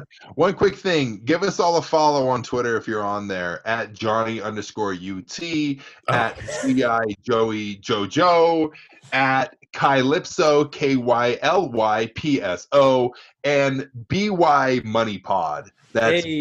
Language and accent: English; Provo, Utah, United States; born and bred Provo, Utah